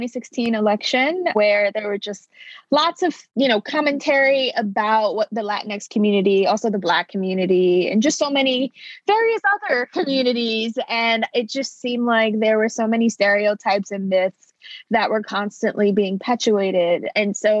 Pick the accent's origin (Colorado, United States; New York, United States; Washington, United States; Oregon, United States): New York, United States; New York City; also born or lived in Bronx; I was born in Brooklyn